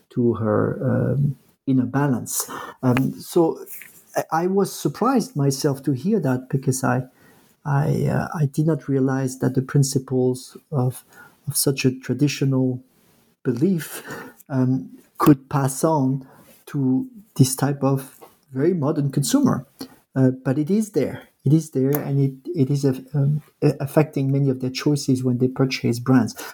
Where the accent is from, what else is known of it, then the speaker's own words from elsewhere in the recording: New York, United States; that New York atmosphere in the restaurant that none of my Chinese competitor can replicate because I'm from New York.